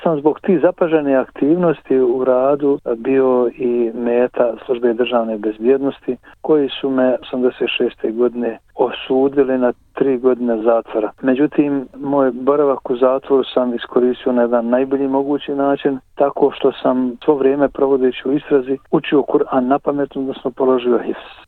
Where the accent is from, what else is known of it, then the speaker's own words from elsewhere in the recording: Donji Vakuf, Federation of Bosnia and Herzegovina, Bosnia & Herzegovina; moved away as an adult; also born or lived in Sarajevo / Zenica; now in Australia; sam rođen u Donjem Vakufu 53. godine da sam tamo završio osnovnu školu, potom gazi u Srebegu u medresu